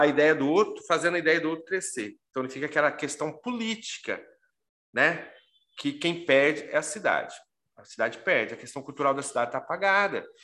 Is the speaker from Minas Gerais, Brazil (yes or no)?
yes; Pouso Alegre, Minas Gerais, Brazil; Eu sou de Pouso Alegre